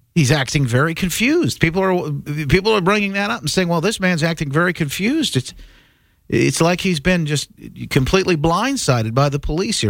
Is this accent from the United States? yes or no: yes; Evansville, Indiana, United States; Evansville, Indiana. That's my hometown